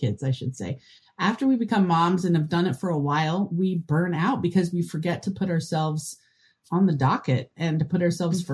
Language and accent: English; Madison, Wisconsin, United States; I'm from Madison, Wisconsin